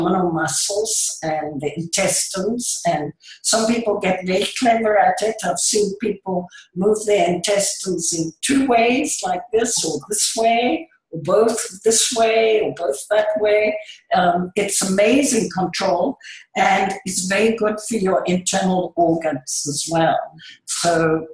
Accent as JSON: {"language": "English", "country": "Indonesia", "tie": "born or raised there", "moved": "yes", "said": "because I was born in the Far East in Indonesia"}